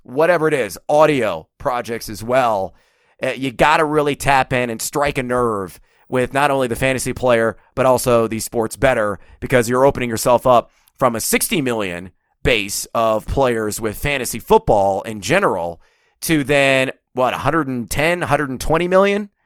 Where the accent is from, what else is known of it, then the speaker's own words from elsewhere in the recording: Champaign, Illinois, United States; growing up in Champaign, Illinois